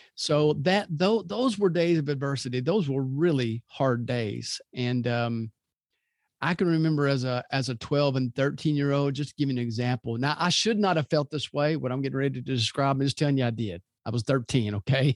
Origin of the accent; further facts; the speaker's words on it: Louisville, Kentucky, United States; now in Birmingham, United States; I grew up in Louisville, and I love that city.